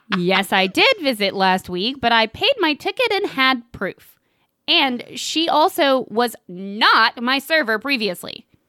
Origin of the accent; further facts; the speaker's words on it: Tennessee, United States; we're from Tennessee